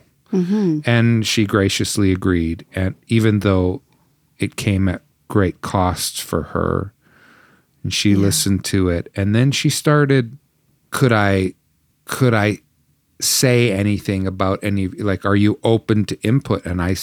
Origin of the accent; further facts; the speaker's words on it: Canada; and a lament against, in a sense, against my nation and the people of faith to which I belong, both as a Canadian Christian.